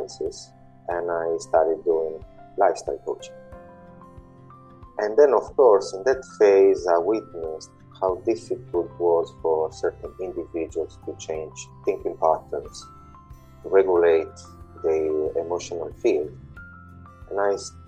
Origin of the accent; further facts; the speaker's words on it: Italy; now in London, United Kingdom; I do live in London in the UK, and I was born in Italy almost 40 years ago